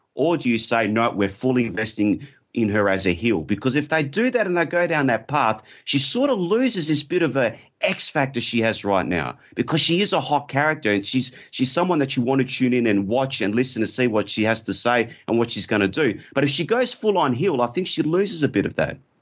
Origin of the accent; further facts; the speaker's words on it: Australia; I'm from Australia